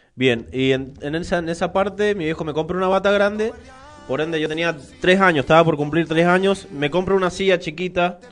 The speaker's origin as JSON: {"language": "Spanish", "region": "Mendoza", "country": "Argentina", "said": "Después volvimos a Mendoza"}